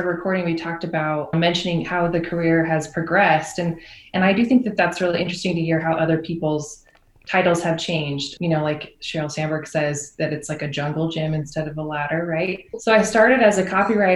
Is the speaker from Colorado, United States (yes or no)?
yes; Colorado, United States; moved away; also born or lived in Utah; I'm from Colorado, but I've spent a lot of time in Utah